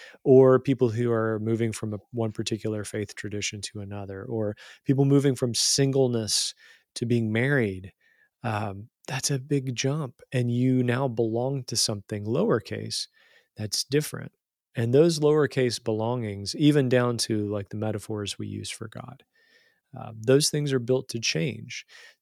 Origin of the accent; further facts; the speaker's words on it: West Virginia, United States; accent: lovely accent; I grew up in Southern West Virginia. I had a lovely accent and I had friends and family, and then I moved.